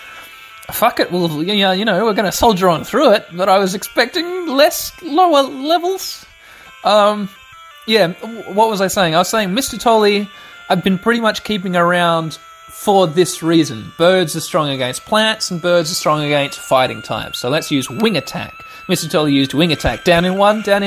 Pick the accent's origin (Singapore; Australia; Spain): Australia; I grew up here in Australia